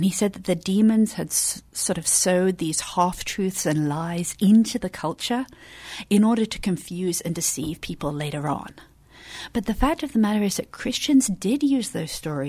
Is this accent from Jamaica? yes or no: no; England, United Kingdom; moved away; So I'm from England.